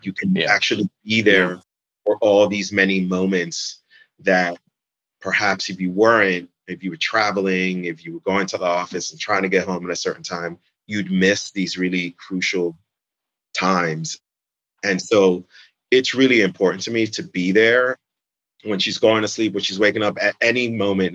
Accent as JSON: {"language": "English", "town": "New York City", "region": "New York", "country": "United States", "tie": "born or raised there", "moved": "as an adult", "lives_now": "Jersey City, United States", "said": "I'm from New York City, basically. And growing up in the city"}